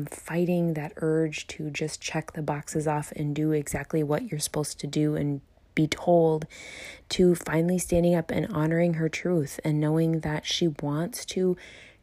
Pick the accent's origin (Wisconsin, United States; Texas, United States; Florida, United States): Wisconsin, United States; I'm from, born and raised in Wisconsin